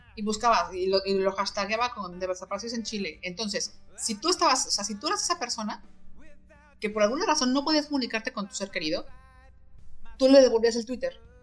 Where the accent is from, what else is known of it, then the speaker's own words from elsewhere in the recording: Mexico; como buenos mexicanos, sacamos el chistecito